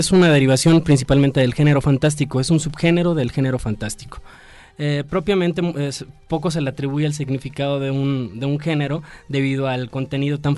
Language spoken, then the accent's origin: Spanish; Campeche, Mexico